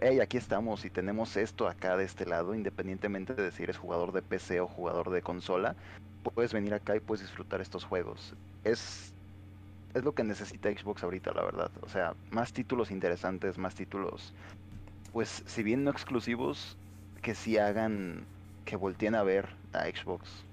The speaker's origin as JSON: {"language": "Spanish", "country": "Mexico", "said": "nosotros como mexicanos"}